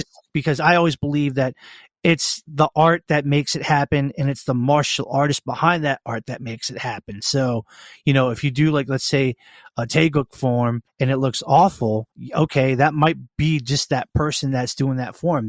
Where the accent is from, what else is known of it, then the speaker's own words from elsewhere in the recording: Annapolis, Maryland, United States; born and raised in Annapolis, Maryland